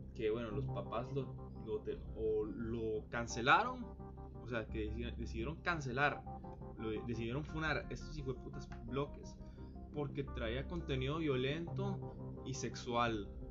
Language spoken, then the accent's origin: Spanish; Costa Rica; yo soy de Costa Rica